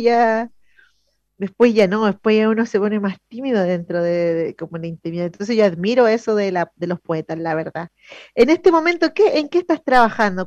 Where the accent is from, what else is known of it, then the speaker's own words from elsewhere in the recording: Maipo, Paine, Buin, Alto Jahuel, Santiago Metropolitan Region, Chile; nuestro público es de acá de la zona periférica de Santiago, somos de Maipo, Paine, Buin, Alto Jawel